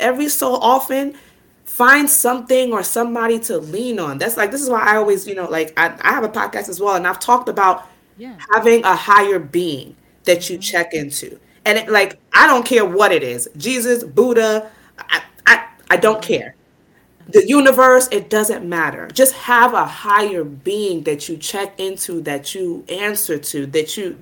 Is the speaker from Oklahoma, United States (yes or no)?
no; New York City, New York, United States; I'm from Brooklyn